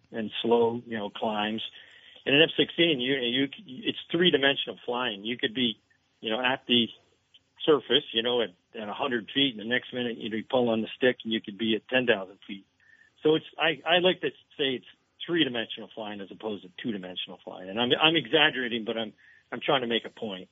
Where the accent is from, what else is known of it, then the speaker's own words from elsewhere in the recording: Essex Junction, Vermont, United States; my hometown, Essex Junction